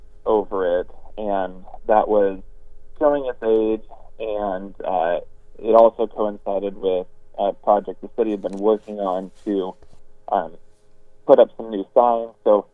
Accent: Sultan, Washington, United States; I grew up in Sultan. Went to the University of Washington for my bachelor's degree. And after I moved back, I ran for city council and did 4 years on the city council.

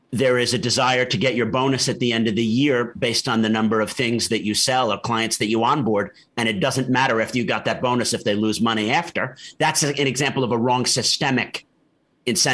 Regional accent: New York City, New York, United States; moved away as an adult; also born or lived in Massachusetts / Beirut / Syria / Oxford; as a New Yorker

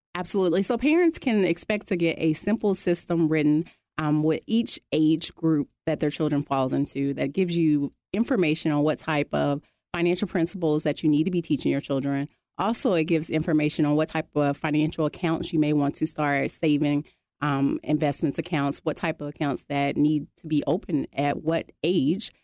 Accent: Arkansas, United States; moved away as an adult; now in Georgia, United States; I'm originally from Arkansas. coming here to Georgia

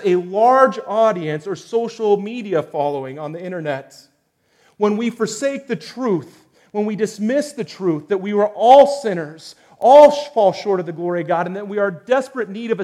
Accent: United States; as Americans

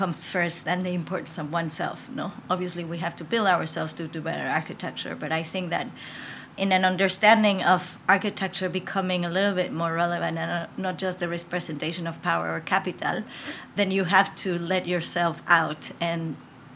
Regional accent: Mexico; I was born in Mexico, and I feel I'm Mexican totally

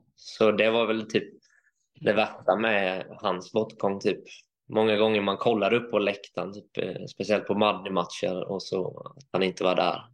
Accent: Vetlanda, Jönköping County, Sweden; also born or lived in Varberg / Hul, Nässjö / United States / Finland; Jag är flyttade hit när jag var åtta år

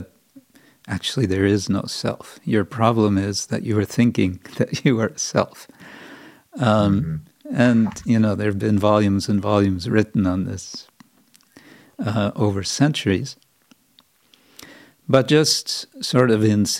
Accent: California, United States; I grew up in California

